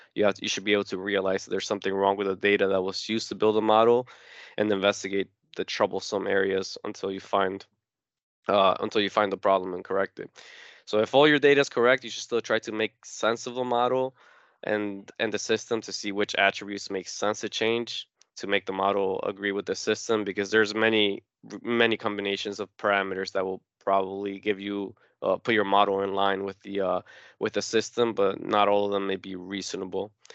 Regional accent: Newark, New Jersey, United States; also born or lived in Uruguay; I was born in South America in a small country called Uruguay, but I have lived in Newark, New Jersey ever since I was five years old, so I grew up here

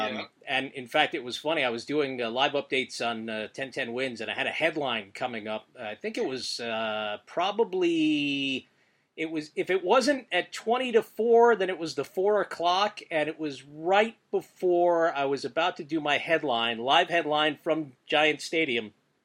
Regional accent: Philadelphia, Pennsylvania, United States; Well, I was born in Philly.

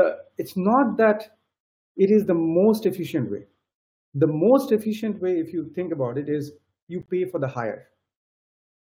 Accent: India; moved away; I come from India

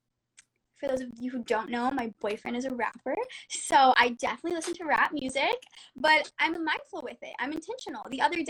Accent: Florida, United States; now in California, United States; I'm from Florida

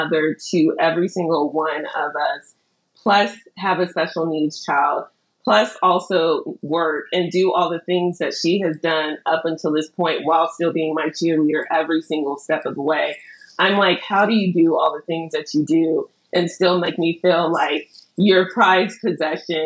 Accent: Ghana; I'm Ghanaian

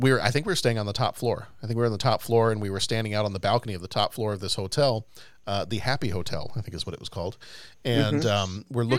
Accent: Texas, United States; moved away; also born or lived in Europe; I'm from Texas.

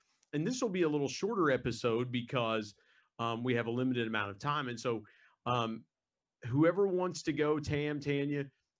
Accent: West Virginia, United States; West Virginia is one of the poorest states in the United States, but it's home. It's home for my family and I.

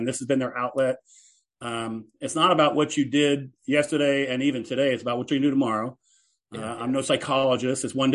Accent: Seattle, Washington, United States; I was born in Seattle

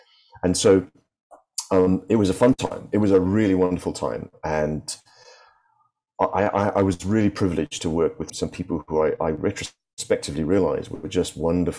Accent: Cape Town, Western Cape, South Africa; moved away as an adult; also born or lived in Singapore / United Kingdom; growing up in South Africa was in the middle of apartheid

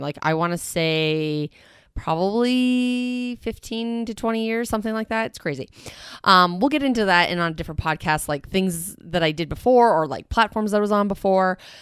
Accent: Canada; I'm Canadian. It's, like, in my blood, I'm a Canadian citizen

